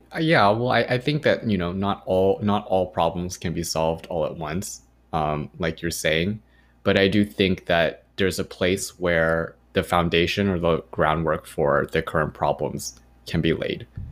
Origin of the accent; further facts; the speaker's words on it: Irvine, California, United States; growing up in Irvine